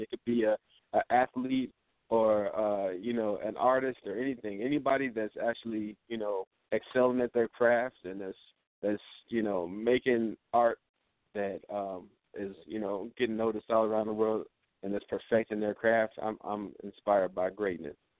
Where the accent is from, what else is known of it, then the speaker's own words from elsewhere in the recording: Los Angeles, California, United States; moved away as an adult; now in Des Moines, United States; I'm from Los Angeles